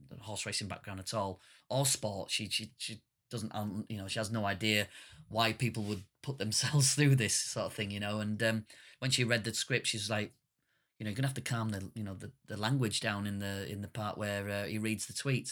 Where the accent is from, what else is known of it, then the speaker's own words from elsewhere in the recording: northern Britain, the north of England, United Kingdom; being a working class northern British man